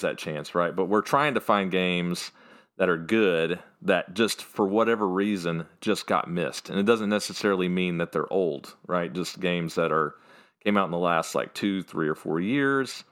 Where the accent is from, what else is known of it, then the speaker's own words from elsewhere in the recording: Fairview, North Carolina, United States; I was born and raised in a place called Fairview, North Carolina